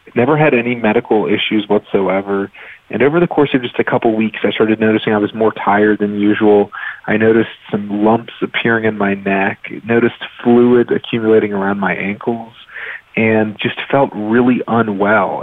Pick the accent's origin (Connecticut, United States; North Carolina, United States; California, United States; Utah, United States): North Carolina, United States; Raleigh; I grew up in Raleigh, North Carolina